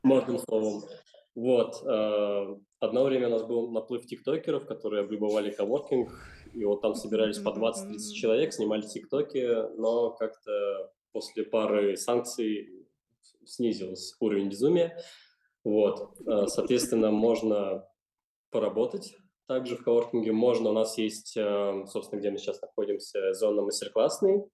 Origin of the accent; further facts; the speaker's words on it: Chernogolovka, Moscow Oblast, Russia; я родился, вырос в Черноголовке